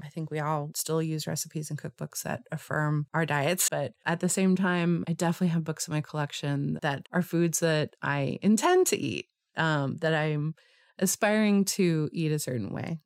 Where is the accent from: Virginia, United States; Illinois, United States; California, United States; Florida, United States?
California, United States; Los Angeles; growing up in Los Angeles in the eighties